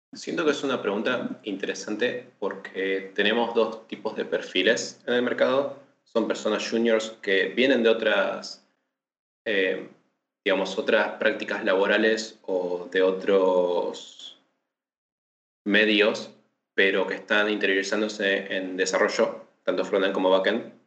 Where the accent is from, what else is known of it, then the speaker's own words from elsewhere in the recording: Patagonia, Argentina; now in Buenos Aires, Argentina; soy del sur de la Argentina, de la Patagonia